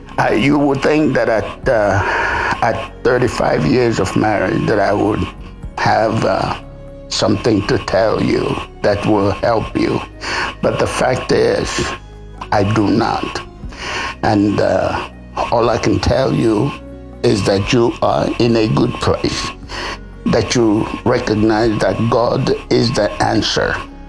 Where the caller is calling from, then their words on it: South Sudan; I'm calling in from South Sudan. And we are enjoying our rainy season and humid weather.